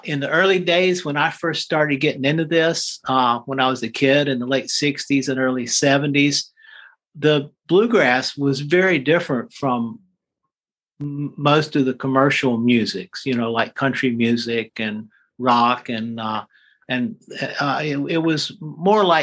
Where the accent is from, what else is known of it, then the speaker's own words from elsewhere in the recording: Randolph County, North Carolina, United States; I was born in Randolph County, North Carolina